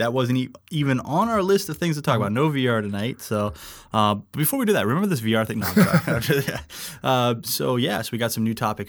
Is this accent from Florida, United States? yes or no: no; Alaska, United States; I grew up in Alaska.